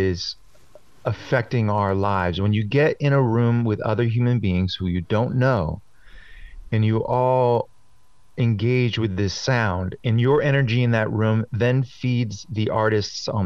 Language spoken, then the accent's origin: English; Boston, Massachusetts, United States; I'm from Boston